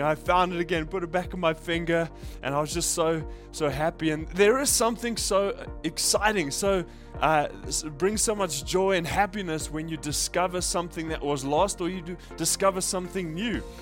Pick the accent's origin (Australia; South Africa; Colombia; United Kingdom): South Africa; now in Japan; I grew up in South Africa